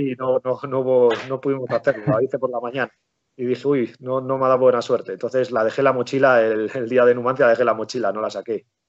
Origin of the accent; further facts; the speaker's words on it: Palencia, Castile and León, Spain; also born or lived in Venta de Baños; yo soy de, vivo aquí, eh, me crié aquí, nací en Palencia